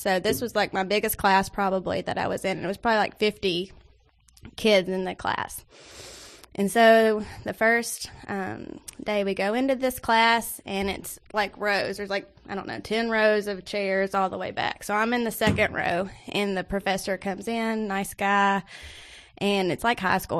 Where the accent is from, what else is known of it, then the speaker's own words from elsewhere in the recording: Nashville, Tennessee, United States; I'm from Nash Vegas